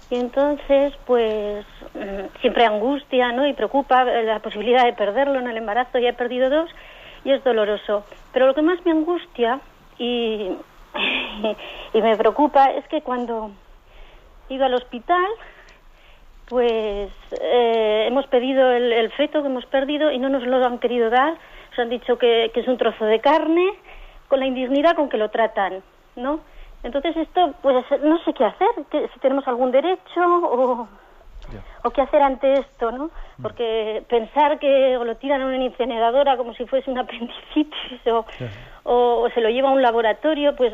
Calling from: San Sebastián, Basque Country, Spain; de San Sebastián.

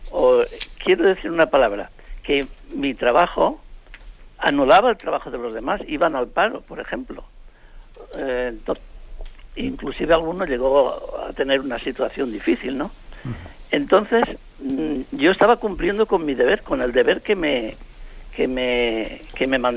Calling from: Alicante, Valencian Community, Spain; Eh, buenos días. Soy … de Alicante.

